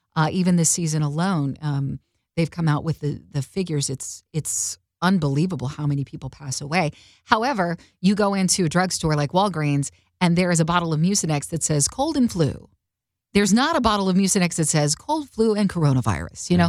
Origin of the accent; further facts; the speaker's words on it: Oklahoma, United States; Carter and I grew up in Oklahoma